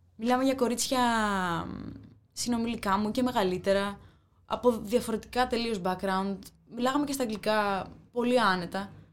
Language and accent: Greek; Agrinio, Western Greece, Greece; Είμαι και από τα Αγρίνο, δηλαδή στην επαρχία είναι ειδικά μεγαλώνοντα εγώ